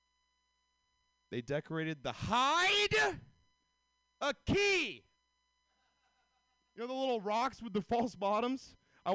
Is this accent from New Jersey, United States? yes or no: no; Atlanta, Georgia, United States; moved away as an adult; now in California, United States; I'm from Atlanta